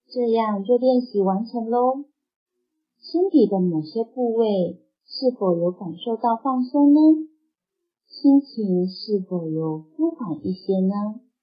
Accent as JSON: {"language": "Chinese", "country": "Taiwan", "tie": "born or raised there", "moved": "yes", "lives_now": "Cambodia", "said": "第一次时我当时回台湾，因此呢，在我家乡录音"}